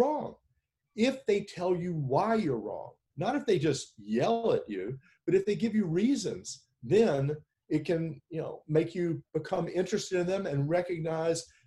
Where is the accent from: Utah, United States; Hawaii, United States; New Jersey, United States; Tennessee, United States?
Tennessee, United States; Memphis; I grew up in Memphis, Tennessee during the Vietnam War.